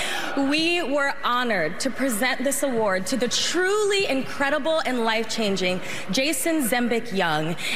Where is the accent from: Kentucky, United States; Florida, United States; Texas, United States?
Florida, United States; my home state of Florida